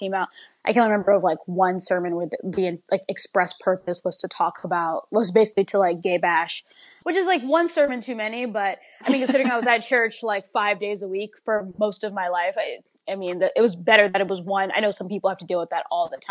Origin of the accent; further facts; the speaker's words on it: Alexandria, Virginia, United States; I grew up in the Washington, D.C. metropolitan area, specifically in Alexandria, Virginia